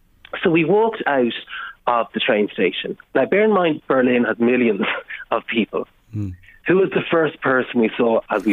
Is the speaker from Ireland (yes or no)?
yes; Ireland; And often I think it's more related to being Irish. I think, you know, all of us in Ireland have those experiences because we're an island, we're small